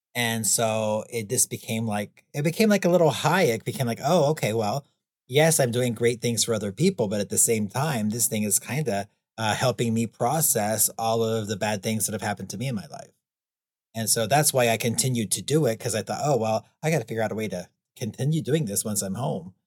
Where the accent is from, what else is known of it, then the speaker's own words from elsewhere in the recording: United States; I was from the United States. I had never been out of the United States by that point